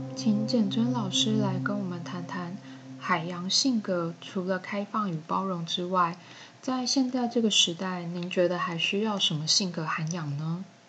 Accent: Taiwan; 我们台湾人

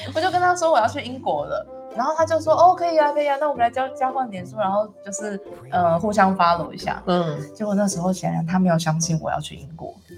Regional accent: Taiwan; moved away as an adult; also born or lived in London, United Kingdom; 我想要回到台湾可以跟我的，嗯，家人或者是我的家乡，就是重新，重新用艺术治疗师的这个身份建立某种关系

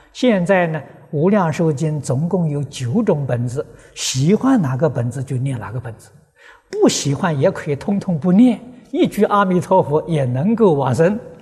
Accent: China; 我是中国人呐，这总改不了啊。 啊，老家在中国，出生在中国

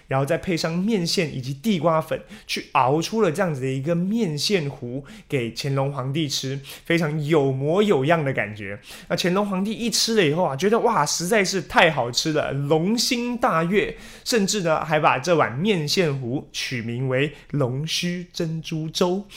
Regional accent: Taiwan; 而且也是我们台湾人最爱的面食之一

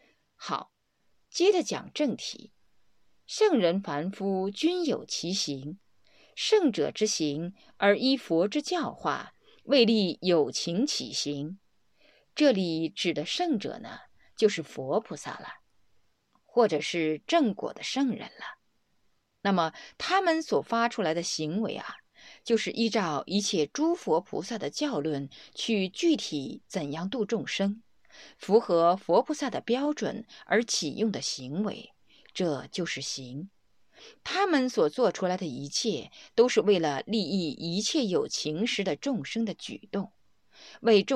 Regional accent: Sichuan, China; 用我们四川人的话来说，就叫瑜伽

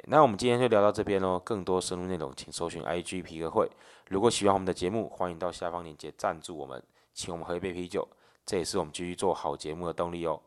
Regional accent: Taiwan; 我们台湾人

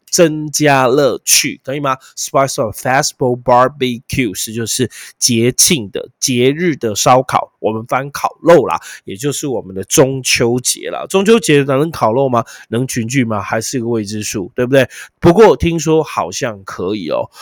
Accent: Taiwan; also born or lived in Kaohsiung; 我们台湾人

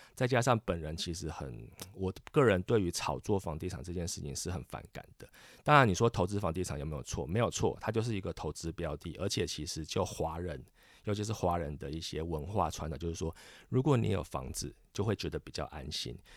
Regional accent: Kaohsiung, Taiwan; moved away as an adult; now in Taipei, Taiwan; 我本身是高雄人，然后在台北工作，所以我就是很典型的一个北漂青年

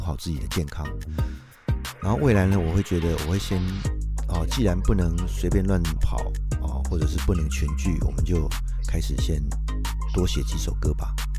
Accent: Taichung, Taiwan; accent: Taichung accent; moved away; 我是台中来的嘛

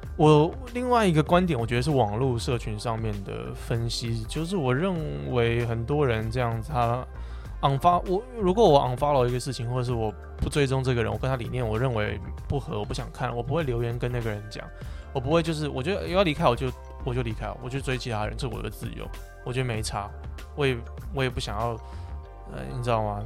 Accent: Taiwan; 我就住在台湾，我在这边长大

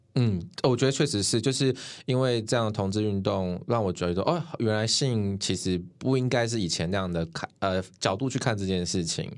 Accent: Taoyuan, Taiwan; also born or lived in Tainan; now in Taichung, Taiwan; 我是桃园人

